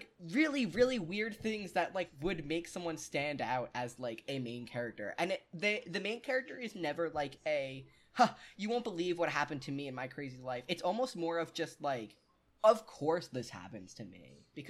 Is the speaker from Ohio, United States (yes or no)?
no; New York City, New York, United States; I'm from New York City, where the homeless have the decency to try and work for money